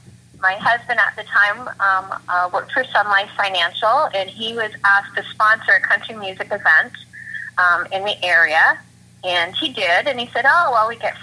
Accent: Oshawa, Ontario, Canada; Well, I grew up in Oshawa, and I listened to a lot of country and a lot of gospel. That was what was in our home. I grew up going to church.

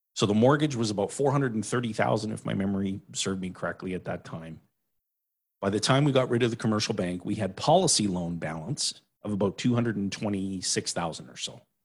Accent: Timmins, Ontario, Canada; moved away; I was born and raised in Timmins, Ontario

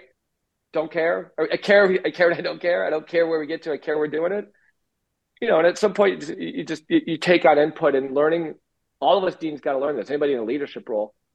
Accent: Minnesota, United States; moved away; Minnesota, my home state

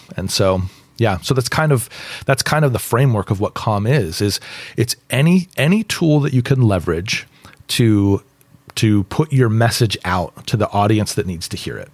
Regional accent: West Coast, United States; moved away as an adult; I grew up on the West Coast. Uh, my dad taught at Biola University

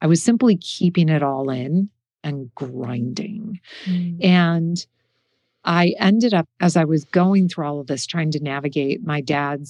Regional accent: Midwest, United States; moved away; I come from the Midwest. We're pretty stoic.

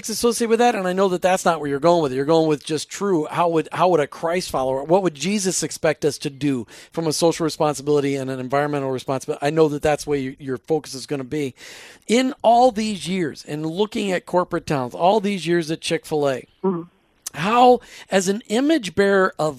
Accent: Minnesota, United States; now in Florida, United States; we live in Florida now, but we grew up in Minnesota

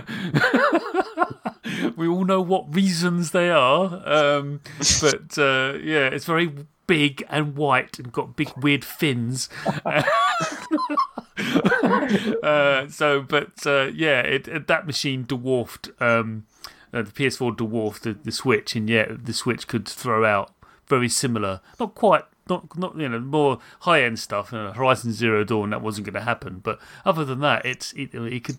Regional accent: United Kingdom; I'm British

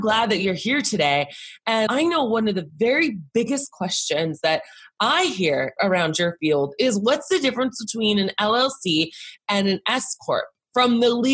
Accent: Boston, Massachusetts, United States; I'm from Boston

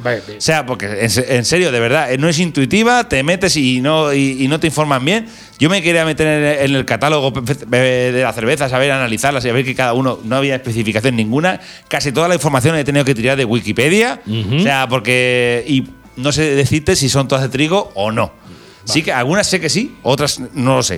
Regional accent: Albacete, Castilla-La Mancha, Spain; para uno de Albacete

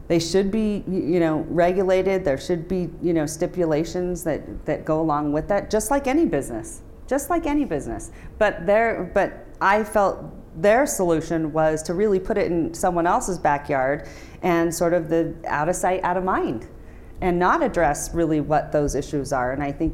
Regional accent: Reno, Nevada, United States; when I say, I'm from Reno, and they say, how cool, you get to go to Vegas every weekend.

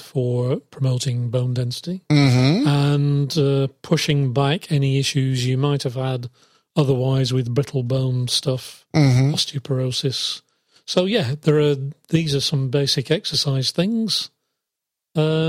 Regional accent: England, United Kingdom; moved away; my home country, England

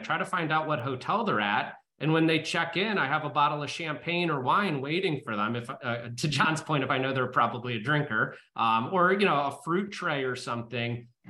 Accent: Ohio, United States; he found out I was from Ohio.

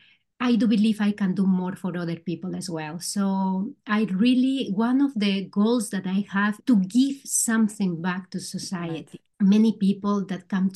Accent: Peru; English is a second language; moved away as an adult; also born or lived in Spain; now in Netherlands; I am originally from Peru. I came 26 years ago here to the Netherlands

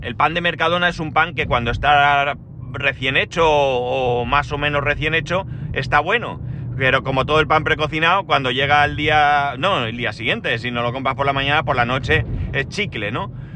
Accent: Alicante, Valencian Community, Spain; soy de Alicante, ciudad del arroz.

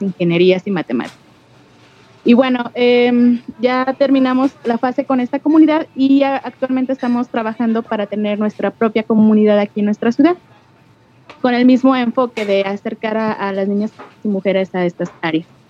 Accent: León, Guanajuato, Mexico; de aquí de León, Guanajuato.

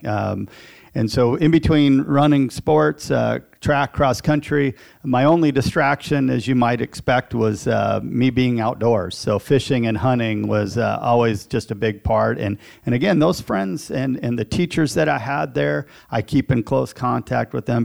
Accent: Eagle Grove, Iowa, United States; I'm a lifelong Iowan. I grew up in Eagle Grove, Iowa, central Iowa.

